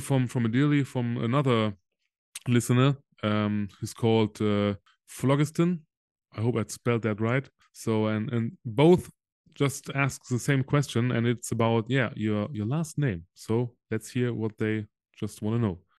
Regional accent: Solingen, North Rhine-Westphalia, Germany; English is a second language; my hometown Solingen uh, is between Düsseldorf and yeah. Cologne?

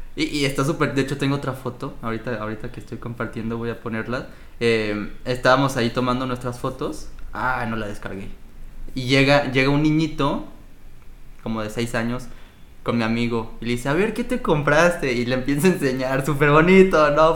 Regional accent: Mexico; now in Montreal, Canada; Como mexicano, niño mexicano

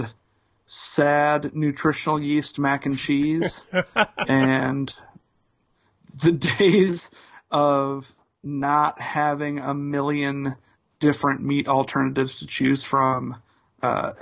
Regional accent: Indianapolis, Indiana, United States; two grown-up hardcore punks, longtime journalists, and longtime friends born and bred in Indianapolis, Indiana

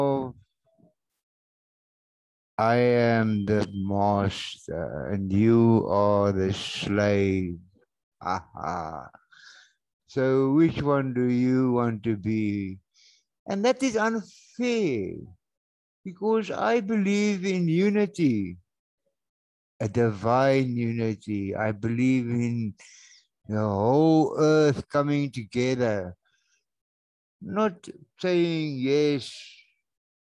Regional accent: South Africa; boertjie hier van Suid-Afrika af

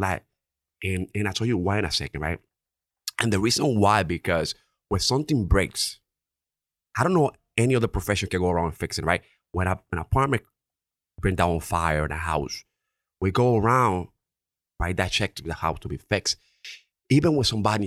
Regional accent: Dominican Republic; accent: Dominican; English is a second language; now in Connecticut, United States; English is my second language, right? Obviously, you can tell from my Dominican accent.

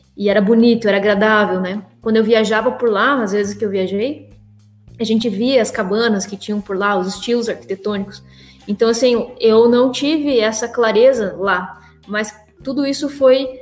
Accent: Mangueirinha, Paraná, Brazil; moved away as an adult; now in Curitiba, Brazil; nasci numa cidade do interior do Paraná, que se chama Mangueirinha

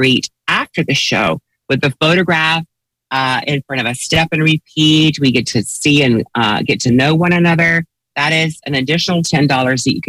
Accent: Texas, United States; I'm a Southern girl, you know, I'm from Texas

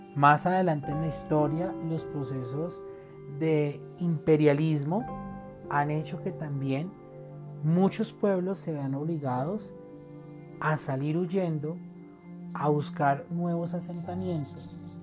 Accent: Colombia; como colombianos

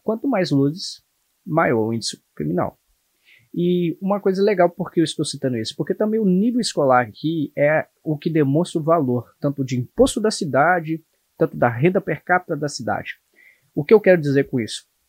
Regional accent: Brazil; moved away as an adult; now in United States; Também amo meu país, mas eu conheço mais aqui do que o meu Brasil

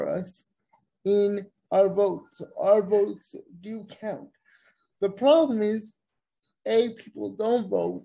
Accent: United States; We have a responsibility as Americans

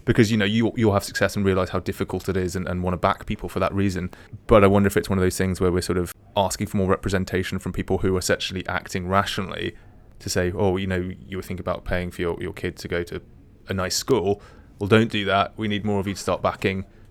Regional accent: England, United Kingdom; as an English person

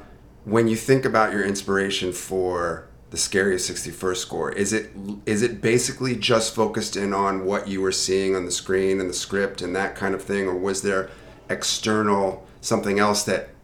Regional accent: New York, United States; As a New Yorker

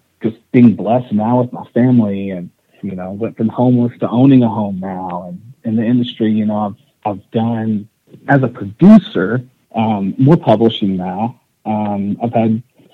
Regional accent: East Texas, United States; I grew up in East Texas

